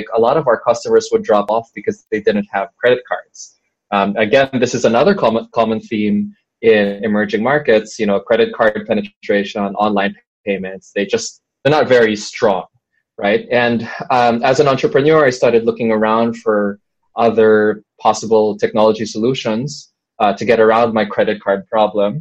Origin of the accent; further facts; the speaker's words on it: Philippines; I am from the Philippines